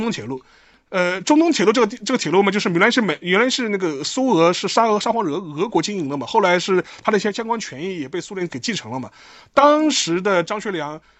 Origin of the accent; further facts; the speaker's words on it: China; 我们中国人